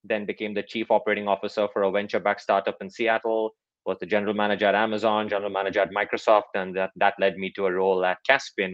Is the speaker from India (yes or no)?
yes; Mumbai, Maharashtra, India; moved away as an adult; also born or lived in Clemson, United States / Chicago, United States; I grew up in Mumbai, India